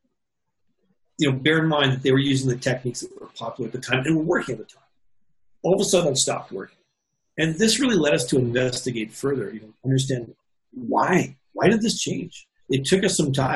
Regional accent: Canada; I'm Canadian

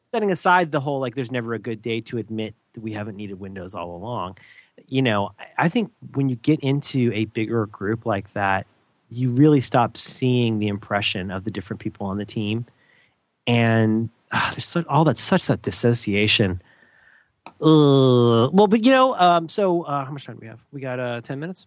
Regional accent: Florida, United States; moved away; I was from Florida and just hadn't had exposure to enough stuff

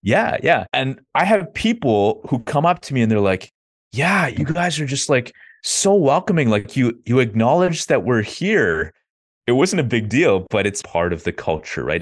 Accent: Ottawa, Ontario, Canada; I grew up in Ottawa, Canada, so that's the capital.

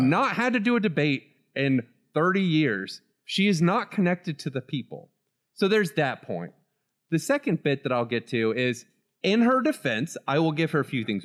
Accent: Florida, United States; Growing up in Florida

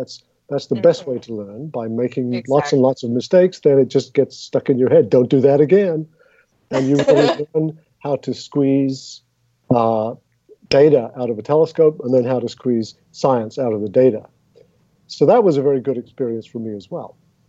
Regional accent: England, United Kingdom; at least where I grew up in England, and when I grew up in England.

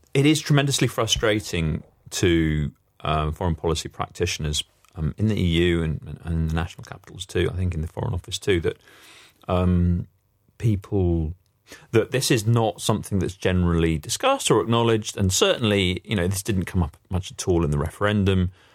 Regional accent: United Kingdom; we as British people and as Europeans

